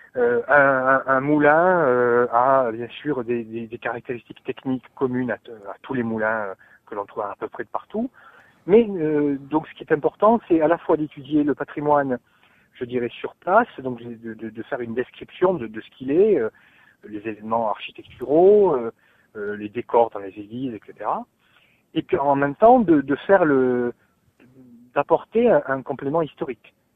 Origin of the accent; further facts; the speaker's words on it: Brando, Corsica, France; je suis originaire de Brando.